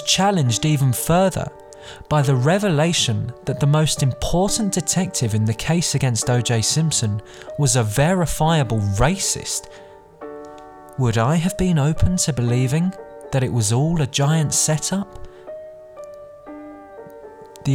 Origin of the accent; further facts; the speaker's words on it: London, United Kingdom; I was born and raised in London, not Los Angeles, not even America.